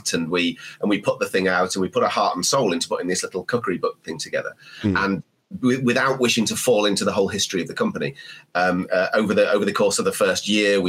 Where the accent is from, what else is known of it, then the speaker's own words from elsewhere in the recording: Sheffield, Yorkshire and the Humber, United Kingdom; I was born in Sheffield, the steel city